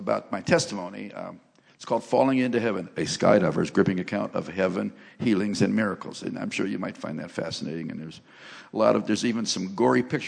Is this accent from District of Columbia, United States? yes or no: no; Cleveland, Ohio, United States; I grew up in Cleveland, Ohio